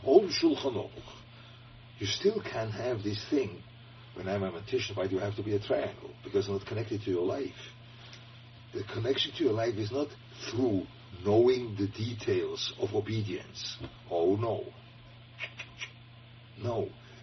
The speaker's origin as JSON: {"language": "English", "region": "Lucerne", "country": "Switzerland", "tie": "born or raised there", "said": "I was growing up in Luzern, a very Catholic town"}